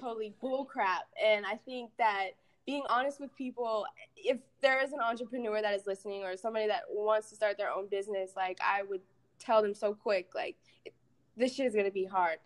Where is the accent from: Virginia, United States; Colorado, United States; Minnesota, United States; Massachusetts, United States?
Colorado, United States; Aurora; moved away as an adult; now in Atlanta, United States; I grew up in Aurora, Colorado. Um, grew up there my whole life